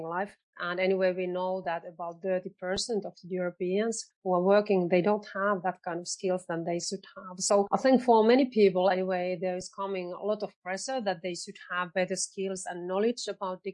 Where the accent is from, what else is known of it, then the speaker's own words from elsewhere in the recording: Finland; I'm coming from Finland